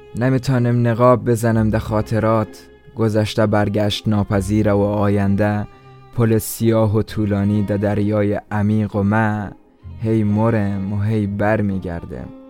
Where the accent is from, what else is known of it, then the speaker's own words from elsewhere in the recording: Iran; خودم هم لحجه درست حسابی در این نداره چون در ایران در دنیا آمدم